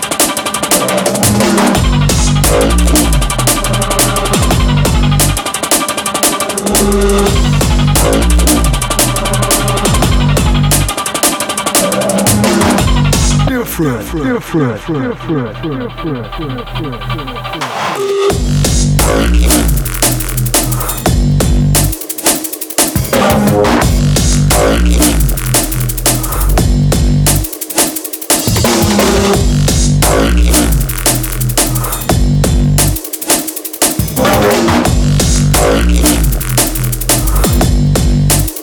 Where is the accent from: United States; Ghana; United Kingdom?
United Kingdom; Surrey, South East England; I come from Surrey